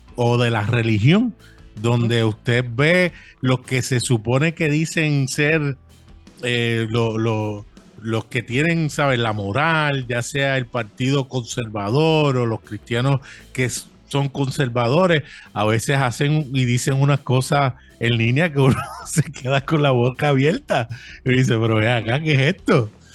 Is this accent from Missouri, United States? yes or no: no; New York City, New York, United States; also born or lived in San Juan, Puerto Rico; now in Bayamón, Puerto Rico; nacido en San Juan, Puerto Rico. Eh, me crié en Brooklyn, New York por muchos años